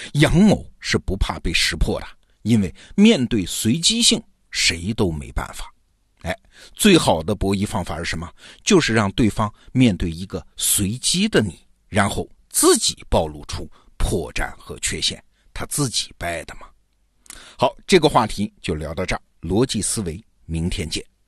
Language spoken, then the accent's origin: Chinese; China; 我们中国人